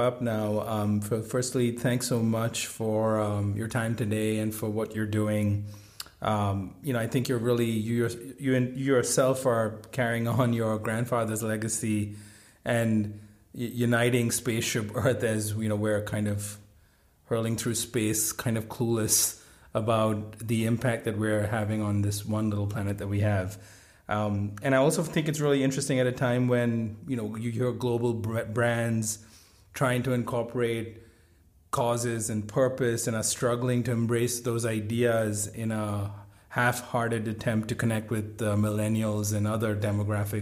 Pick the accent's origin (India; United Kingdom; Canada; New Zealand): India; moved away; I grew up in India